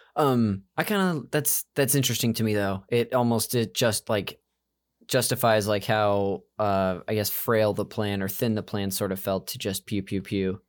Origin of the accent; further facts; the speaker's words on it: Modesto, California, United States; George Lucas is from my hometown. Uh, and I went to the same, like, high school and church as him.